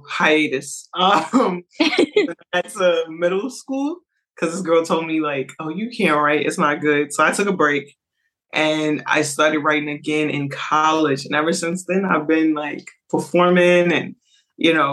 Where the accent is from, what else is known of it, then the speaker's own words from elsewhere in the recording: Lynchburg, Virginia, United States; am from Lynchburg, Virginia. Nobody knows where that is